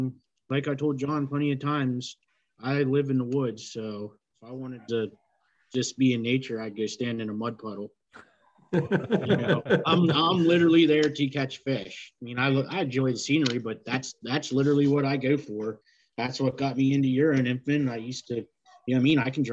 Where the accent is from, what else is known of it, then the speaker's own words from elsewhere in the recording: Pennsylvania, United States; I was born and raised in Pennsylvania, and I'm still here